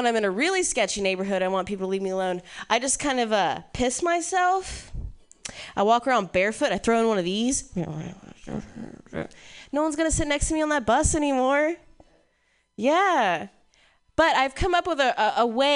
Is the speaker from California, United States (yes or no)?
no; Ohio, United States; moved away; I'm from Ohio. Yeah, growing up in the Midwest was interesting